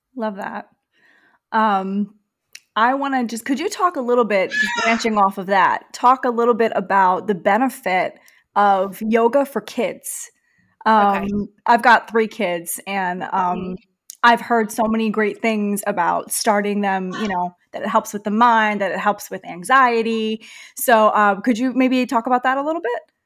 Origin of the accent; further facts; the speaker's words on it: New York City, New York, United States; accent: heavy New York; moved away; I'm from New York. I'm from Queens, so okay. I've got the heavy accent too